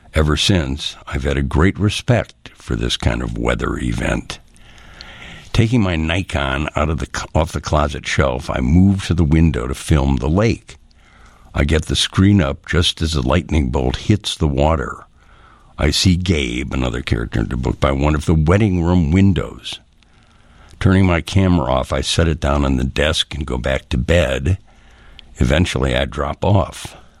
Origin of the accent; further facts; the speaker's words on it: Chicago, Illinois, United States; we were children growing up in Old Town